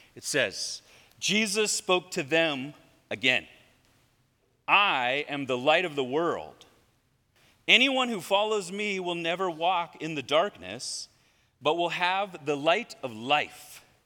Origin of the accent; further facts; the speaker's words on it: Redondo Beach, California, United States; now in Lomita, United States; I grew up here in Redondo Beach